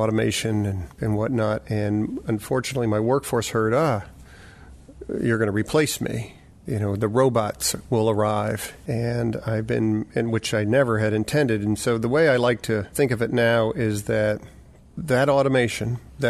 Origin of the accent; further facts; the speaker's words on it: United States; I'm an American male